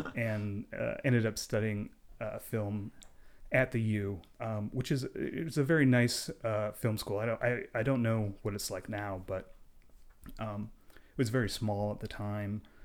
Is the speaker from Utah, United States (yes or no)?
yes; Park City, Utah, United States; I grew up in Park City, Utah